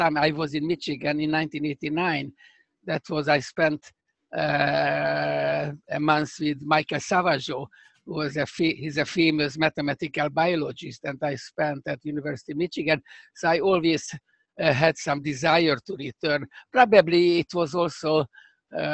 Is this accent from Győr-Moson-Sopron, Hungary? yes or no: no; Budapest, Hungary; accent: Hungarian; English is a second language; moved away as an adult; now in United States; I grew up in Budapest, actually, in the Pest side